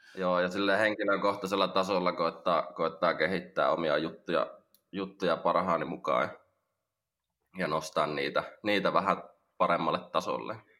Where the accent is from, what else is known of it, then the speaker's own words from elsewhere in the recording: Lahti, Päijät-Häme, Finland; mä oon Lahesta, Lahesta kotoisin täällä syntynyt